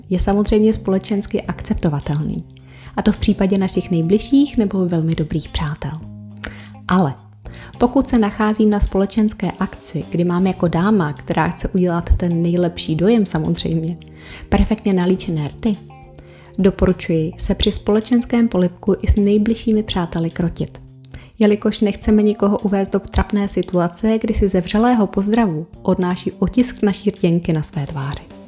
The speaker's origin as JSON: {"language": "Czech", "country": "Czechia", "said": "u nás v Čechách"}